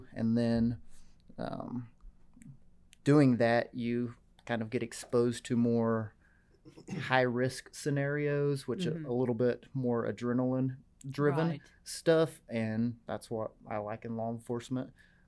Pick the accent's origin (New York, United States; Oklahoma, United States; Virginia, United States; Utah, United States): Oklahoma, United States; Vinita; Yeah, I'm from Northeast Oklahoma, from Vinita.